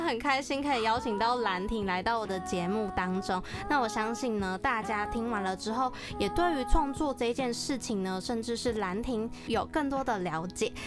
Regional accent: Taiwan; 台语对我来说呢，我觉得既熟悉又陌生，但我觉得身为台湾人，台语是必须的

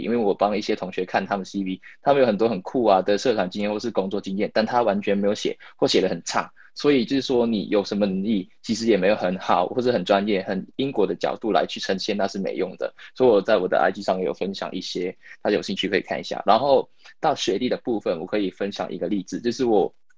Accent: Hong Kong; moved away as an adult; now in United Kingdom; 我是香港人，然后我，然后我在英国这边读了四年大学，然后现在在一家英国的世界五百强公司，呃，在开始我的工作

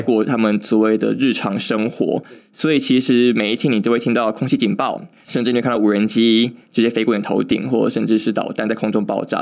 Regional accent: Taiwan; 身为台湾人

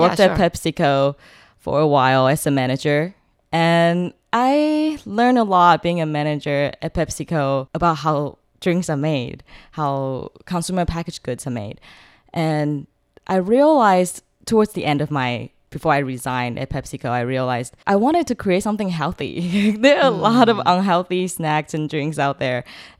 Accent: South Carolina, United States; moved away as an adult; now in Taiwan; I was born in the States. I was born in South Carolina.

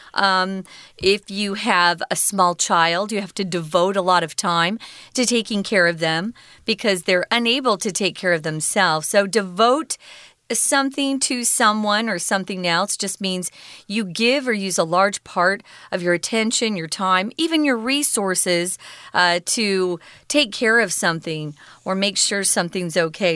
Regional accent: United States; growing up in America

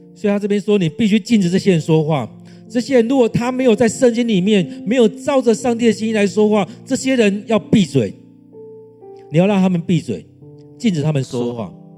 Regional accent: Taiwan; 让我们来回想我们台湾人是怎么样

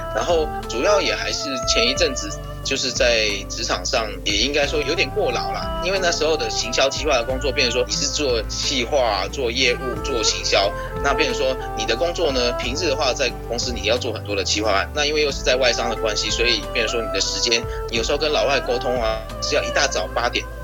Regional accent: Taichung, Taiwan; 因为我从小就住在逢甲

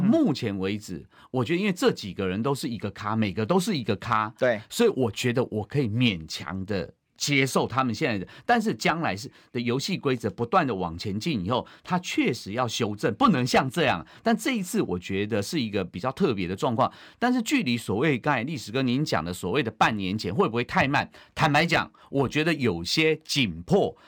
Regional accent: Taiwan; 我也是中华民国的国民，我是中国人，也是台湾人

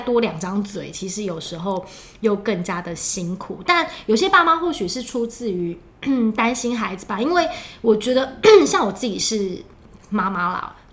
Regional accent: southern Taiwan, Taiwan; moved away; 因为我是南部人

